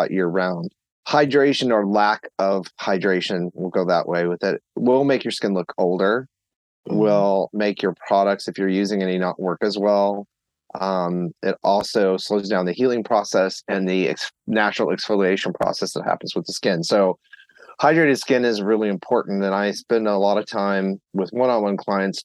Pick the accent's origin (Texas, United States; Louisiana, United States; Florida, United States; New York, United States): Texas, United States; moved away; also born or lived in Tennessee / Pennsylvania; I grew up in Texas and lived in Tennessee for a while